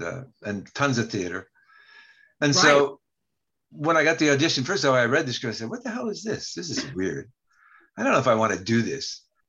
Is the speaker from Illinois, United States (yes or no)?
no; Buffalo, New York, United States; born there; But anyway, so I was born in Buffalo. And my dad was playing for the Buffalo Bisons.